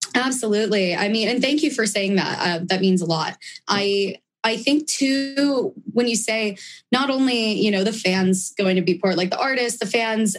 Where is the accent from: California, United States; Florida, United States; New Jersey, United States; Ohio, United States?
California, United States; San Diego; being from San Diego